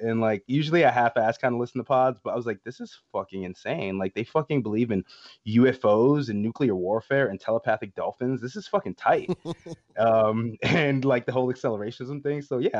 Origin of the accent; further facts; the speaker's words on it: Atlanta, Georgia, United States; I know this, I'm from Atlanta, I should know